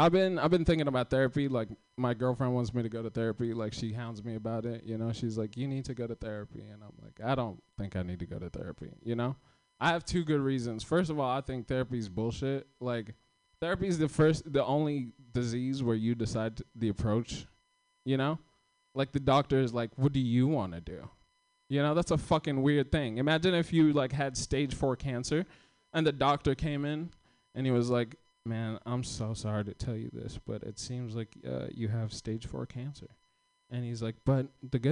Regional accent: Kenya; now in United States; I'm not from here. I came here in 2014. I came from Kenya

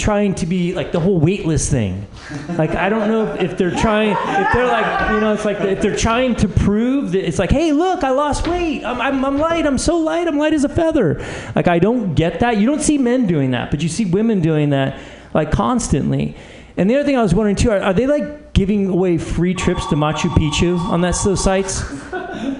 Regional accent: Oakland, California, United States; I grew up in the East Bay in Oakland, and the Bay Area is multicultural.

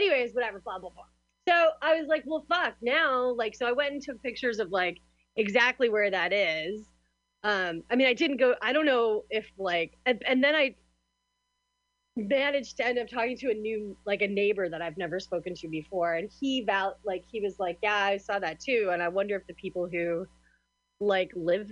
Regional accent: United States; moved away

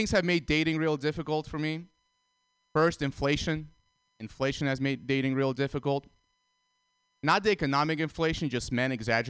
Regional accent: Russia; moved away; also born or lived in Armenia; I was born in Armenia, and I grew up in Russia for 10 years. So I still have a lot of family in Russia

